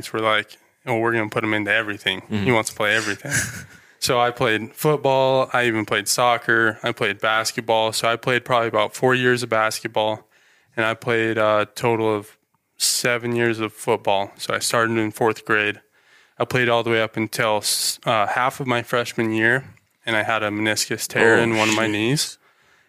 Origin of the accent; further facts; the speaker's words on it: Ammon, Idaho, United States; I'm originally from here, born here, never moved, never. I've actually lived in Ammon for my whole life.